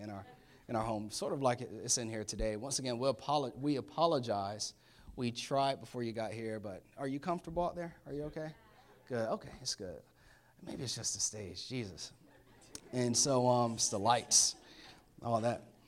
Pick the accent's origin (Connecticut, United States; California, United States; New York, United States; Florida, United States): Florida, United States; Orlando; moved away as an adult; now in Maryland, United States; I was born in Orlando. I've been in Florida, um, for twenty-nine years. And so needless to say, I'm a Florida boy.